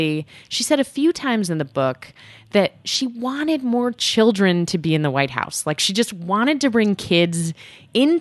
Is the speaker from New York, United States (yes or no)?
yes; New York City, New York, United States; I grew up in New York City primarily